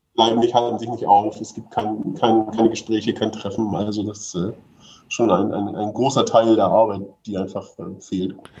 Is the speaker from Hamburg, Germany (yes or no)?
yes; Hamburg, Germany; ich aus Hamburg, ich, also bin schon so ein bisschen Stadtkind